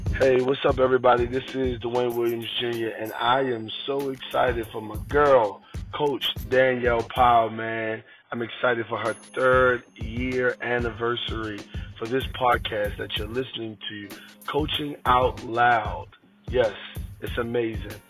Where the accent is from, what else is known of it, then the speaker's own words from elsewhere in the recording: Philippines; I'm from Philippines